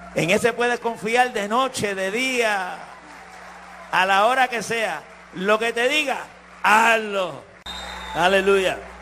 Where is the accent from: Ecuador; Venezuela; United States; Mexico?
United States; New York; also born or lived in Puerto Rico / San Juan, Puerto Rico; yo me crié en Nueva York, yo no me crié en Puerto Rico. A los cuatro años mis padres me llevaron a Nueva York.